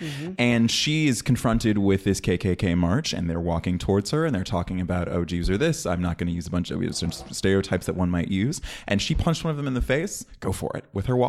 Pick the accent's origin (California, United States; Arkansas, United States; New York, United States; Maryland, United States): California, United States; Bay Area; just because I'm really from the Bay Area.